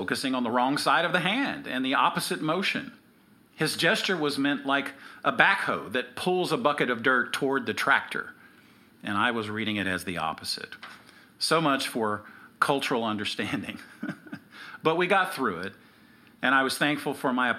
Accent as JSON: {"language": "English", "country": "United States", "also_born_or_lived": "Hiroshima, Japan", "said": "as an American"}